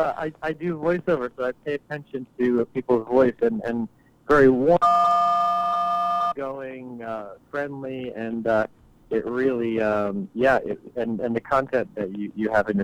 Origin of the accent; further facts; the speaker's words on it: New Jersey, United States; moved away as an adult; also born or lived in New York / London / Russia; now in Los Angeles, United States; Born in New York, raised in New Jersey.